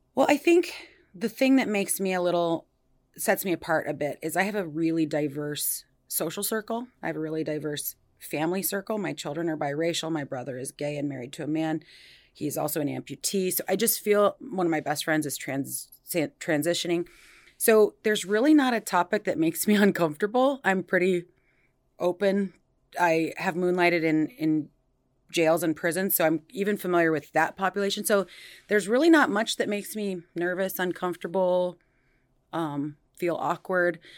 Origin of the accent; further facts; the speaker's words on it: Des Moines, Iowa, United States; now in Cedar Rapids, United States; I was born and raised in Des Moines, but I've been in the Cedar Rapids area since two thousand one